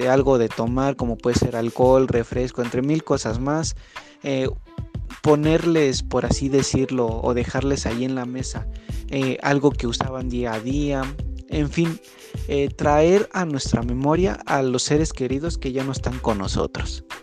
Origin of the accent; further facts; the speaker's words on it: Mexico; ya que su servidor es mexicano.